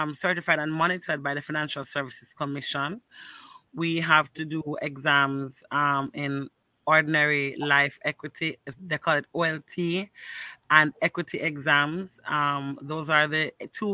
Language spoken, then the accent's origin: English; Kingston, Jamaica; I was born and raised in Rockford